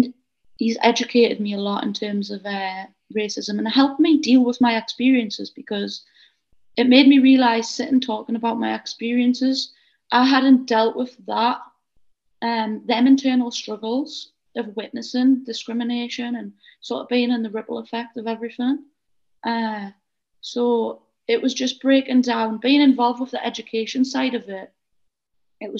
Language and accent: English; Northeast, North East England, United Kingdom; accent: Geordie